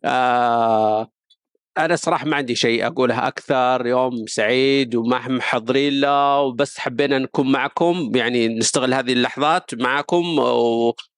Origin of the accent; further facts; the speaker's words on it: Saudi Arabia; علينا كسعوديين